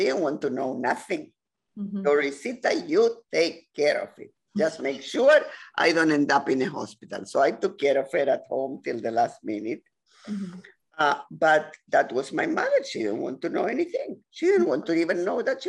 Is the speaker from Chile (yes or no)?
yes; Chile; now in Ontario, Canada; Latin America, I come from Chile